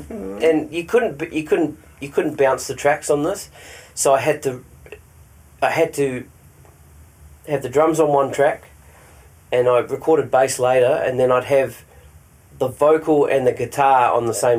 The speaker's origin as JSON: {"language": "English", "country": "New Zealand", "tie": "born or raised there", "said": "There's one song I wrote about my hometown in New Zealand, which was pretty cool"}